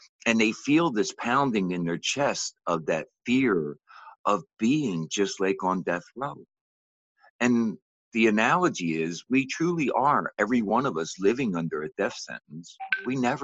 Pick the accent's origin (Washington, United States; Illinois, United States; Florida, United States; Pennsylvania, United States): Pennsylvania, United States; Philadelphia; I grew up in Philadelphia, Pennsylvania in the early 60s.